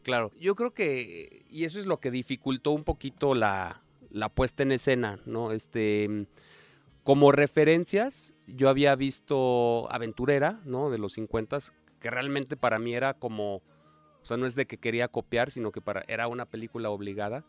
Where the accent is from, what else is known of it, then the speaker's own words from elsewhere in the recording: San Luis Potosí, Mexico; Yo soy de San Luis Potosí